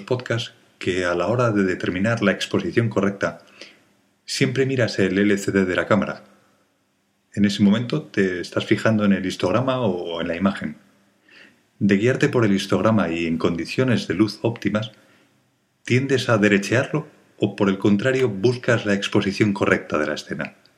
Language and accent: Spanish; Spain; soy de España